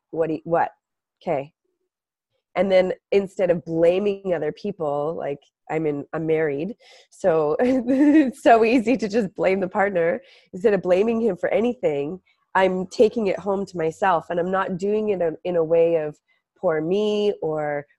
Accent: Canada; now in Venice, United States; I'm Canadian

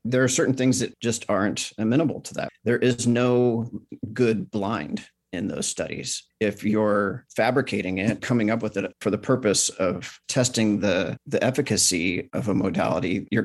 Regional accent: California, United States; in California.

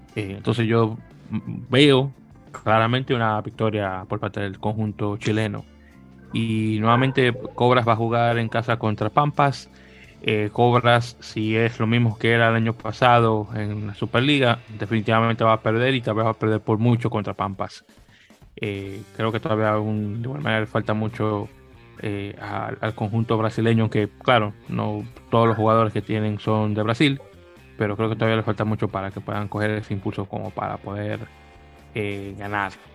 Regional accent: New York, United States; soy neoyorquino

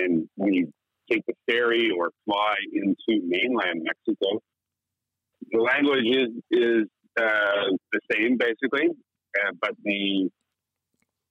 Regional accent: Bridgenorth, Ontario, Canada; moved away; also born or lived in Peterborough, Ontario; So I was born in Peterborough and really grew up in Bridge North, which is an even smaller, it's actually a little village outside of the city. But I went to high school in Peterborough

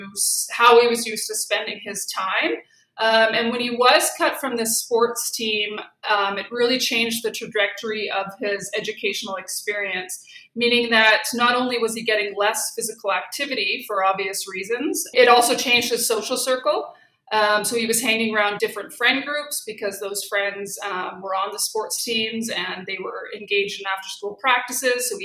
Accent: Saskatoon, Saskatchewan, Canada; moved away; also born or lived in Alberta; I'm from Saskatoon and did my undergraduate there as well as my master's

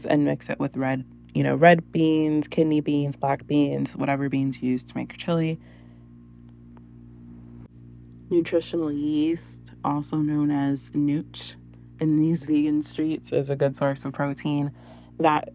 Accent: San Antonio, Texas, United States; We're from San Antonio

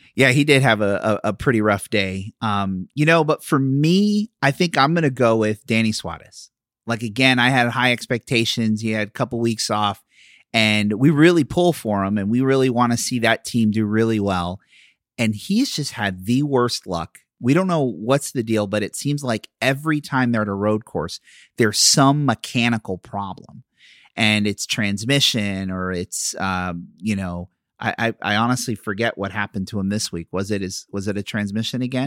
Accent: Philadelphia, Pennsylvania, United States; now in Florida, United States; I'm from Philadelphia

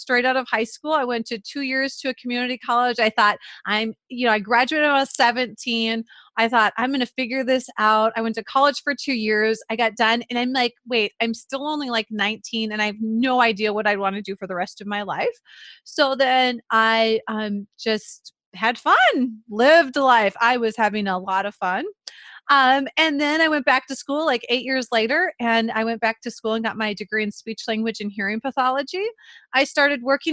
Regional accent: central Minnesota, United States; accent: Minnesota; I was actually grew up in central Minnesota

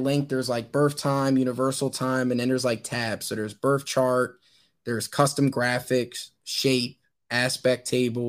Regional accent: Wilmington, Delaware, United States; born there; I was born in Wilmington, Delaware.

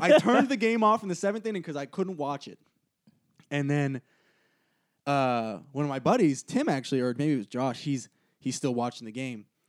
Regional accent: Boston, Massachusetts, United States; I'm actually from Boston.

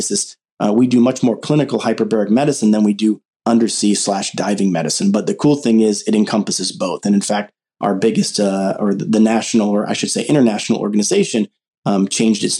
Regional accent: Southern California, United States; growing up in Southern California

